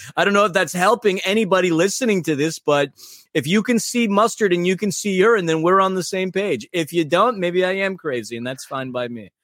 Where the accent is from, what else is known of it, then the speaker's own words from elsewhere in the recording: New York City, New York, United States; also born or lived in Germany; now in Los Angeles, United States; I am from New York City